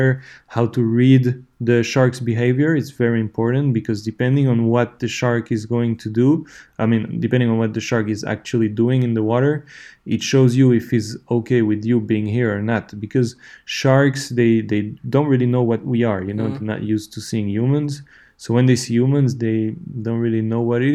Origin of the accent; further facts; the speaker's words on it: Switzerland; I'm from Switzerland